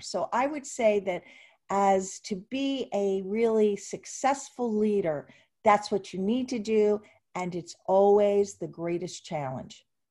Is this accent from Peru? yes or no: no; Ventnor City, New Jersey, United States; grew up in Atlantic City, and actually Ventnor